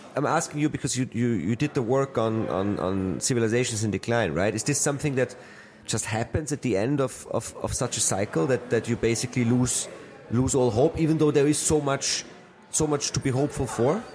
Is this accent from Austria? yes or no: yes; Austria; I come from Austria